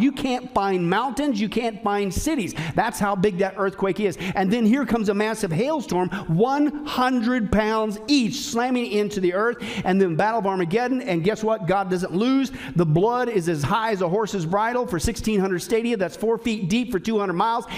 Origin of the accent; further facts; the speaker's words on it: Kansas and Nebraska, Midwest, United States; I grew up in Kansas and Nebraska